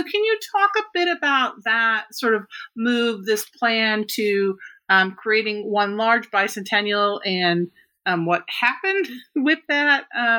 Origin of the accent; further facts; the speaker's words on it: Minnesota, United States; I grew up in Minnesota, and so Little House on the Prairie